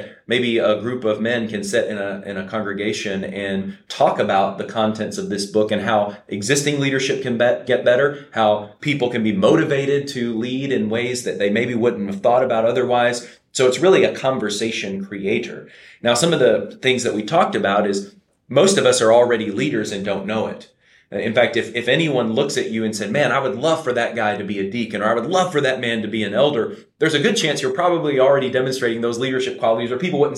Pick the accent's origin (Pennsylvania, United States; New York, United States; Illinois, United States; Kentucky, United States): Kentucky, United States; moved away as an adult; also born or lived in Cincinnati, Ohio; now in Henderson, United States; originally I'm from Kentucky.